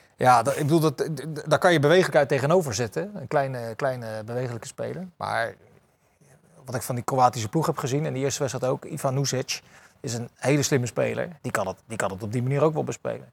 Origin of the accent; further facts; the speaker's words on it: The Hague, South Holland, Netherlands; ik zit er als Hagenees altijd precies tussen, tussen Rotterdam